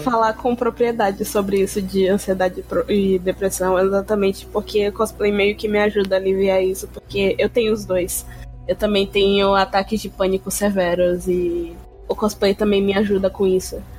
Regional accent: Bahia, Brazil; Eu nunca saí da Bahia, eu só fui pra cidade do interior

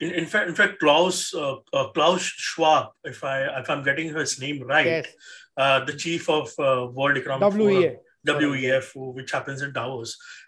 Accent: India; I'm an Indian, so I always want my country to be secure and to be strong.

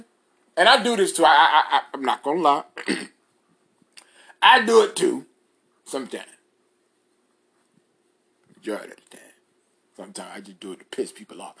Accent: New York City, New York, United States; moved away

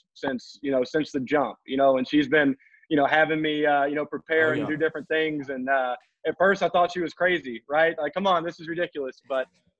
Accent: Georgia, United States; Growing up in Georgia

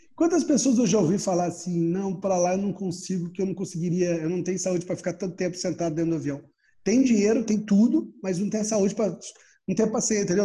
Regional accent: Brazil; sou brasileiro

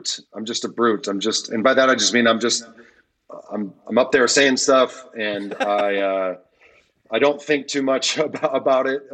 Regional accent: Detroit, Michigan, United States; moved away as an adult; now in Fort Worth, United States; I thought I was going to plant back home in Detroit.

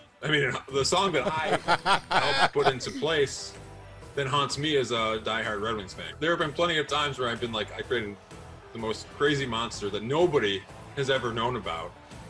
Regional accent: Detroit, Michigan, United States; moved away; I grew up in Detroit, actually.

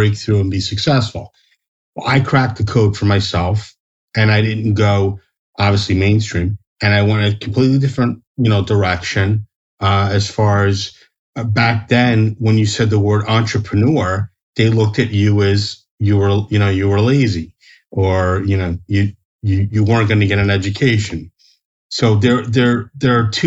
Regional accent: New Jersey, United States; I'm born and raised in New Jersey

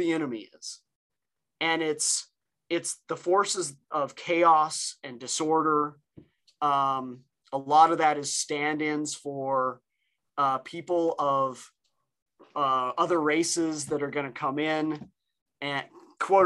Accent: New Mexico, United States; I grew up in New Mexico

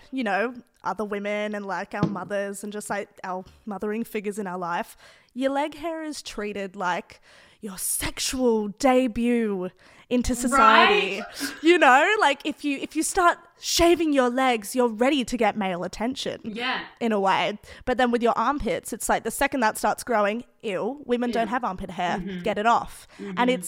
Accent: Sydney, New South Wales, Australia; first language English; I grew up in the Northern Beaches, super white

